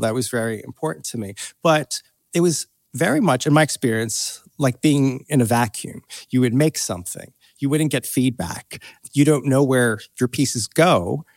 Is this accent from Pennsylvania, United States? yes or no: yes; Doylestown, Pennsylvania, United States; moved away as an adult; also born or lived in United Kingdom; now in Los Angeles, United States; I grew up in Pennsylvania, uh, outside of Philadelphia, in a little suburb